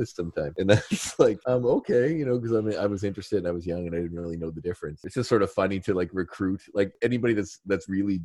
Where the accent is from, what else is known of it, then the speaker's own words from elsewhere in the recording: Bayfield, Nova Scotia, Canada; also born or lived in Truro, Nova Scotia; I am originally from Bayfield, which is in Antigonish County in Nova Scotia, currently residing in Truro.